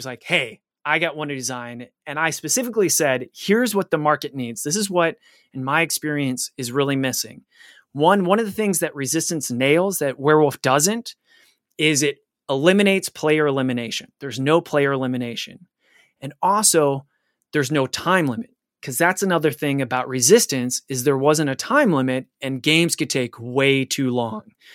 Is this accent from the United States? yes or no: yes; Cleveland, Ohio, United States; my hometown of Cleamli-, Cleveland